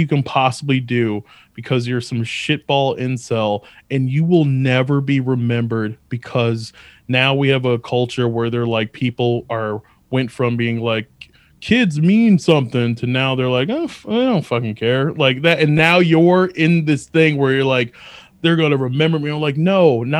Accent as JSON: {"language": "English", "town": "Albany", "region": "New York", "country": "United States", "tie": "born there", "also_born_or_lived": "Atlanta / Virginia", "said": "And so I was born in Albany and lived there until I was like 5 or 6, mm-hmm, and then moved to Atlanta for like a few months. And then we moved to Virginia"}